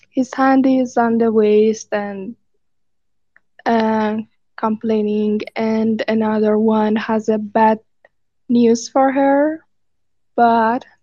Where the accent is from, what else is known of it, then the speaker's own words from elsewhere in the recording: Iran; English is a second language; from Iran.